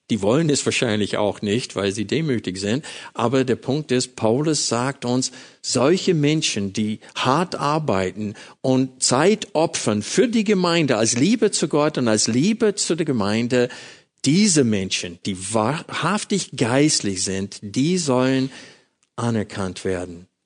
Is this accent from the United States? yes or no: yes; United States; German is a second language; now in Germany; das wurde mir als Amerikaner sehr bewusst